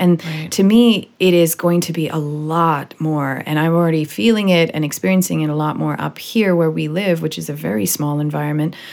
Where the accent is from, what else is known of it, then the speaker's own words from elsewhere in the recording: Vancouver, British Columbia, Canada; also born or lived in Miami, United States; I'm from Vancouver, you know, it's up by Seattle